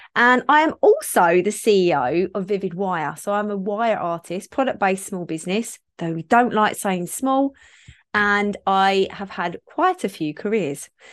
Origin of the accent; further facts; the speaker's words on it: Kent, South East England, United Kingdom; I grew up in Kent